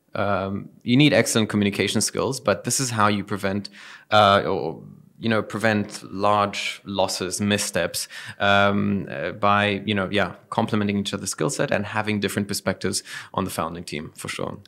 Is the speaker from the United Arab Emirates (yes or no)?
yes; Dubai, United Arab Emirates; moved away; also born or lived in Germany / South Africa; I was born and raised here in Dubai